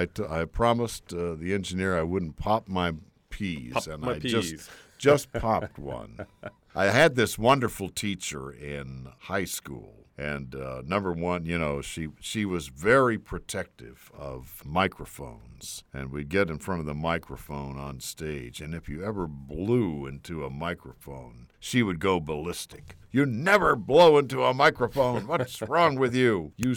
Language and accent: English; Texas, United States; now in Washington, United States; I grew up in Texas. I'm a native Texan. Not just a native. I'm like a fourth-generation Texan.